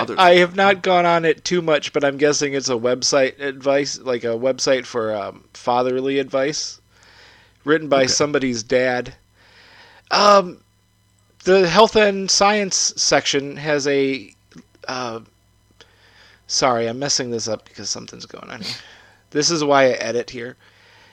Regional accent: Midwest, United States; I'm from the Midwest

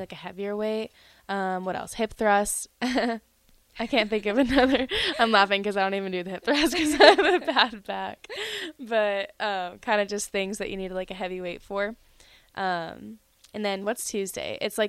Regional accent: North Carolina, United States; North Carolina.

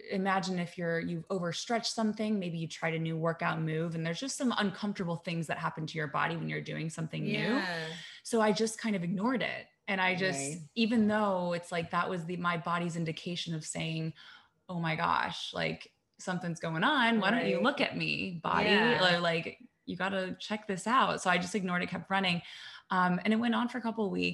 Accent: Columbus, Ohio, United States; moved away as an adult; also born or lived in New York; I'm from Columbus, Ohio, but moved to New York right after college.

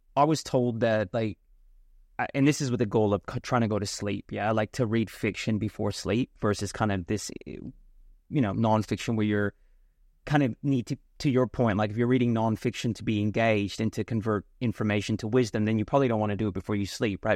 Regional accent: India; I'm Indian

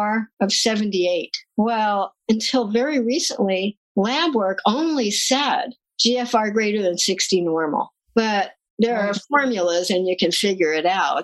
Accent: United States; also born or lived in New Jersey; I grew up in New York and New Jersey. You can probably hear it in my voice

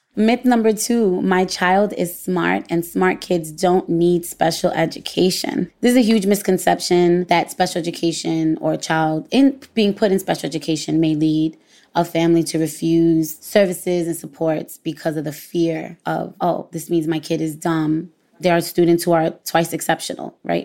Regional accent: New York City, New York, United States

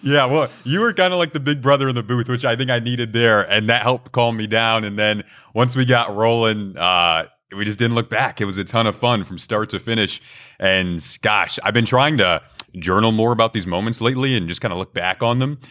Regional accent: Detroit, Michigan, United States; I grew up in Detroit

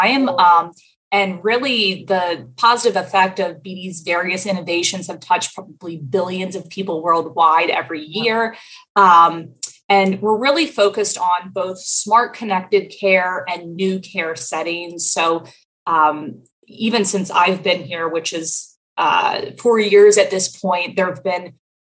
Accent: Baltimore, Maryland, United States; moved away as an adult; also born or lived in Washington, D.C. / Arlington, Virginia / Philadelphia; I am from Baltimore, Maryland. I was born here 30 some years ago

